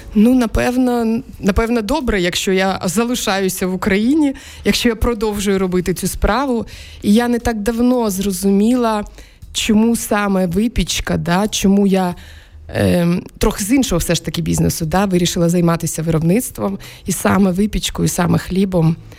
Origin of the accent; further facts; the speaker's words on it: Crimea, Ukraine; moved away as an adult; я народилася в 76-му році в Криму